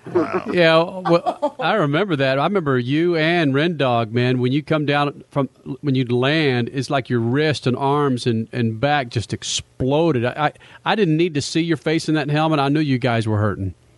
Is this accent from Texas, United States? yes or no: yes; Dallas, Texas, United States; I'm from Dallas, and I've never considered Dallas as the South.